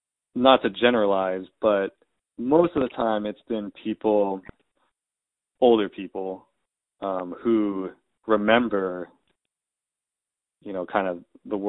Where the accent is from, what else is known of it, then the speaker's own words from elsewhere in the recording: United States; my experience being Japanese American is much different than someone who is black in America.